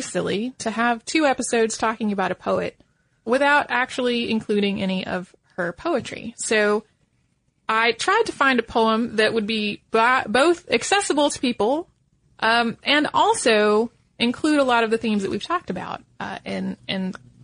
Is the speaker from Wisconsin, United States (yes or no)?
no; Philadelphia, Pennsylvania, United States; also born or lived in Poland; I was born in Poland, but I was only 6 months old when my parents and I immigrated to the United States, settling in the Philadelphia area. My mom didn't speak English when we arrived here.